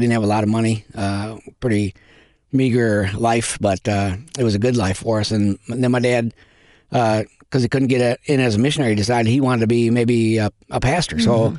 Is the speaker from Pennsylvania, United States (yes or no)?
no; Minneapolis, Minnesota, United States; moved away as an adult; now in Japan; we are missionaries in Japan. I grew up in Minneapolis, Minnesota. My parents were Christians, and we went to church all the time.